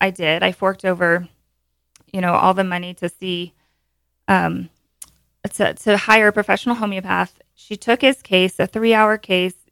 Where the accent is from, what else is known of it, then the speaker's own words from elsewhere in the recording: Montana, United States; also born or lived in Bozeman, Montana / Bend, Oregon; born and raised in Montana and, you know, been in Bozeman for a long time